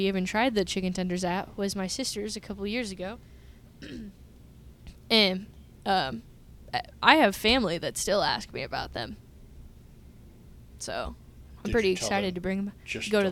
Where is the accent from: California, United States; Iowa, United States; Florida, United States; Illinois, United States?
Iowa, United States; Ottumwa; moved away; I'm from Ottumwa. Well, kind of. I lived there when I was little. I went to college there.